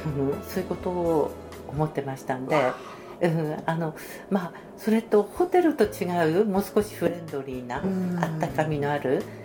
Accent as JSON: {"language": "Japanese", "town": "Tsuruoka", "region": "Yamagata", "country": "Japan", "tie": "born or raised there", "said": "岡出身です生粋の鶴岡っ子"}